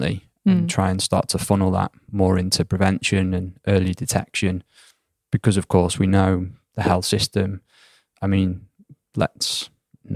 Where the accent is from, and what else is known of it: United Kingdom; born or raised there; moved away as an adult; now in Sweden